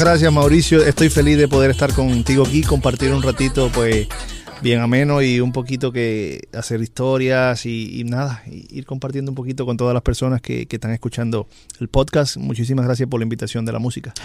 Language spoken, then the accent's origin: Spanish; Holguín, Cuba; mi ciudad natal, en Holguín, Cuba